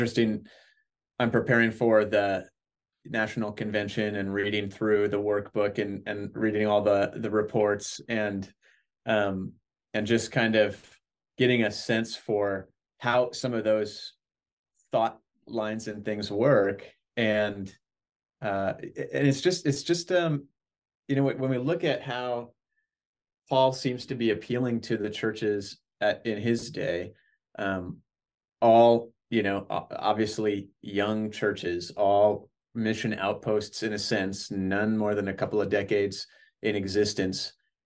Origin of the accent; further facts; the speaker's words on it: Northern Wisconsin, United States; moved away; I come from Northern Wisconsin